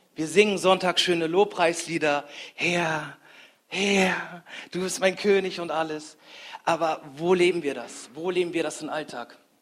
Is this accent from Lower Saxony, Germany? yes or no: yes; Grasberg, Lower Saxony, Germany; ich komme aus Grasberg, das ist in der Nähe von Bremen.